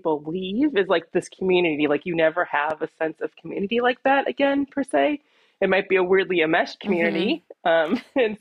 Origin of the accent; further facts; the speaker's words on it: Midwest, United States; I grew up in the Midwest